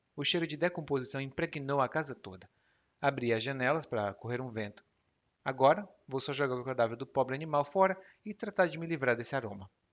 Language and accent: Portuguese; Ceará, Brazil; Lá no meu estado, no Ceará